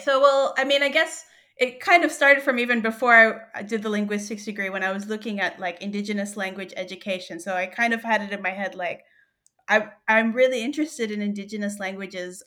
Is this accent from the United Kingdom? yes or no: no; New South Wales, Australia; moved away as an adult; also born or lived in Philippines; now in Groote Eylandt, Australia; I was born in the Philippines, but I grew up in Australia